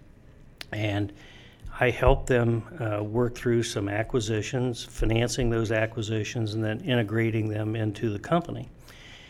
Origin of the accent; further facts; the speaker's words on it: Ohio, United States; I grew up in Ohio, went to college in Ohio